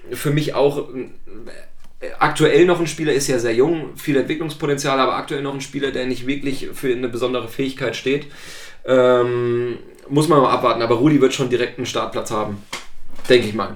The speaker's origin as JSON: {"language": "German", "region": "Thuringia", "country": "Germany", "moved": "yes", "said": "ich komme ursprünglich aus Thüringen"}